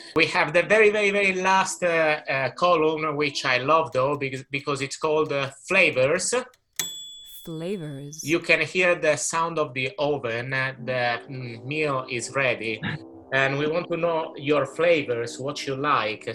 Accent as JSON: {"language": "English", "region": "Sardinia", "country": "Italy", "said": "I am from Sardinia, um, which is a beautiful island, Italian island in the middle of the Mediterranean Sea"}